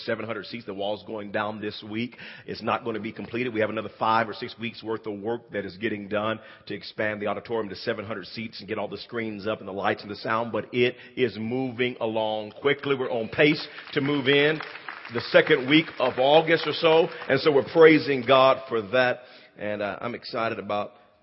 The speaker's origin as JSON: {"language": "English", "town": "Wewoka", "region": "Oklahoma", "country": "United States", "tie": "born or raised there", "said": "I grew up there in Wewoka, Oklahoma"}